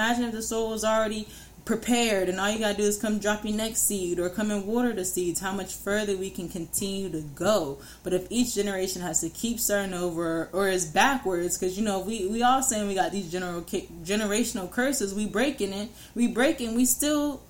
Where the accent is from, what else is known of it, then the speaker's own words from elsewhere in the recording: New York, United States; I'm from New York